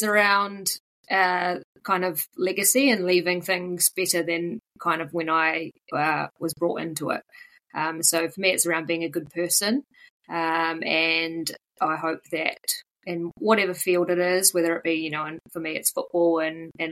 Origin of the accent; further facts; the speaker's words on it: Auckland, New Zealand; moved away as an adult; also born or lived in Christchurch, New Zealand; now in Wellington, New Zealand; Originally born in Auckland, and lived there for about 20 years